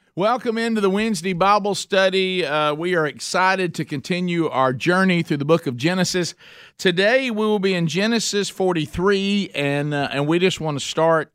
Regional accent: Oxford, Alabama, United States; my hometown of Oxford, Alabama

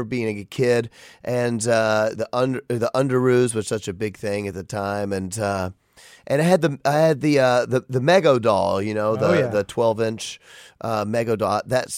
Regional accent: Memphis, Tennessee, United States; I'm from Memphis

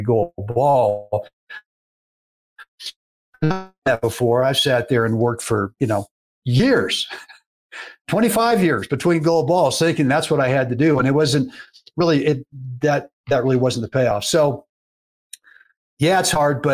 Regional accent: Berkeley, California, United States; as a kid growing up in Berkeley, California

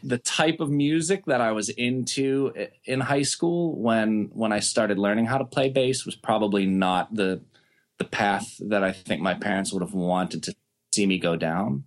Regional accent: Pittsburgh, Pennsylvania, United States; growing up in Pittsburgh

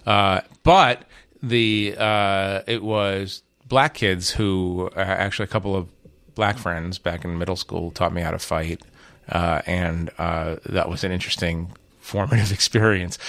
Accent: United States; moved away as an adult; also born or lived in Israel; growing up in America

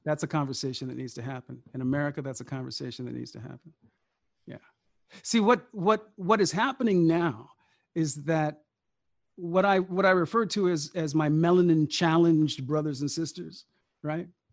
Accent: Sacramento, California, United States; I grew up in Sacramento

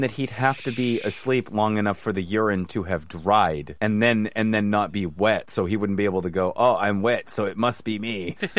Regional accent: Scotland, United Kingdom; accent: Scottish; I'm from Scotland. This is my Scottish accent.

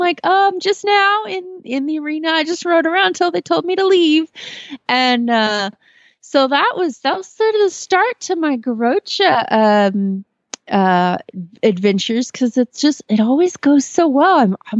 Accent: Kemp, Texas, United States; from Kemp, Texas

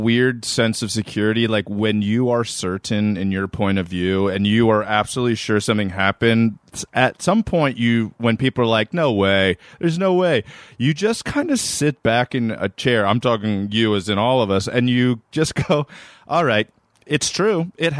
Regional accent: Maryland, United States; I'm from Maryland, Erin. And I was 16 years old

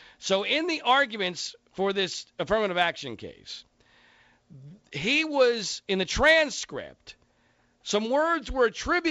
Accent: Bucks County, Philadelphia, Pennsylvania, United States; moved away; my old hometown of Philadelphia. I grew up in Bucks County there

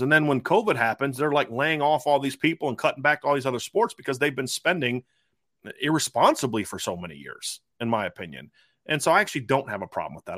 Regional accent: Ohio, United States; growing up in Ohio

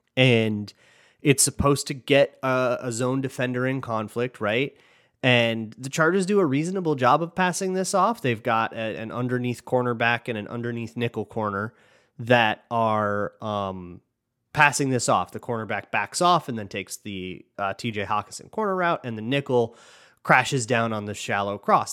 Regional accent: Minnesota, United States; I'm from Minnesota

